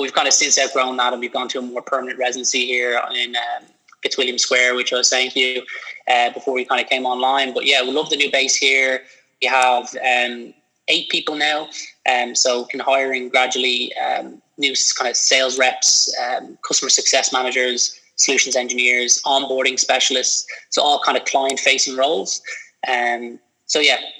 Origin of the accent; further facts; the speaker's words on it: Dublin, Leinster, Ireland; I am a Dublin native. I'm from Dublin